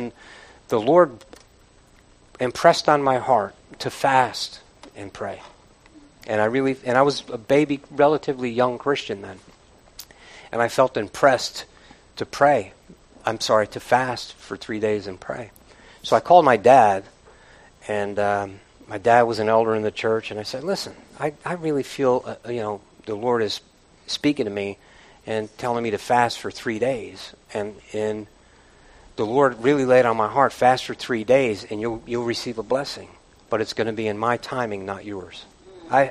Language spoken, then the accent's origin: English; United States; I'm an American